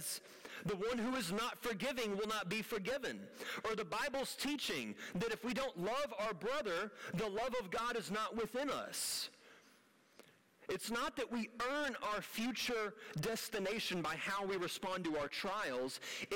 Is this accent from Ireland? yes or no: no; United States; as an American